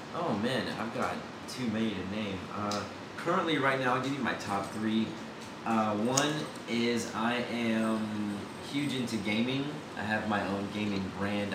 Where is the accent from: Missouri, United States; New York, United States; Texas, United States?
Texas, United States; Houston; moved away as an adult; now in Austin, United States; Originally, I'm from Houston, Texas